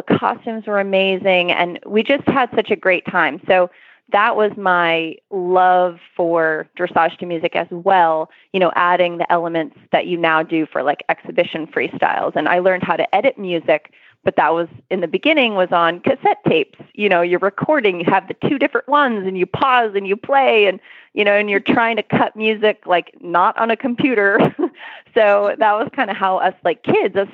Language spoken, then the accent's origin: English; Maine, United States; now in Florida, United States; I live in Florida now, but I grew up in Maine